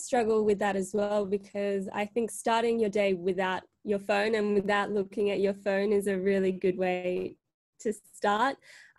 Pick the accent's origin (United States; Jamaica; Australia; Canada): Australia; Sydney, New South Wales; also born or lived in Marseille, France; I was born in Marseille, France, so in the south of France. And then we moved to Sydney in 2000, or just a little bit before, as my parents were involved in the Sydney Olympics.